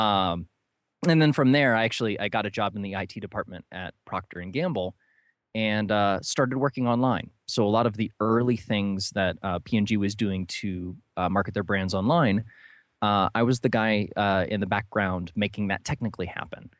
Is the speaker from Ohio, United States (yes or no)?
yes; New London, Ohio, United States; I grew up in a very small town, uh, called New London in, in northern Ohio.